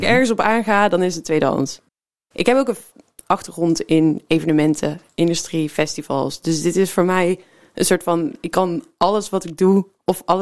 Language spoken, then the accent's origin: Dutch; North Brabant, Netherlands; now in Rotterdam, Netherlands; Nee, ik ben eh, geboren en getogen in de buurt